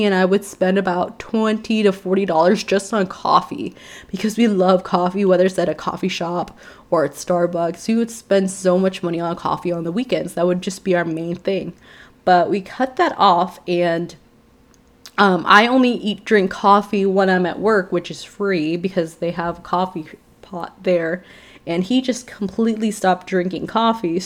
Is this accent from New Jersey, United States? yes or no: no; Chicago, Illinois, United States; moved away; I was raised in Chicago